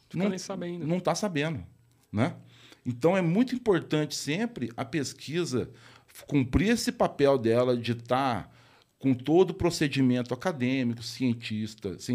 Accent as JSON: {"language": "Portuguese", "region": "Rio de Janeiro", "country": "Brazil", "tie": "born there", "said": "Quando eu nasci, ele morava no Rio de Janeiro, trabalhava no IBC"}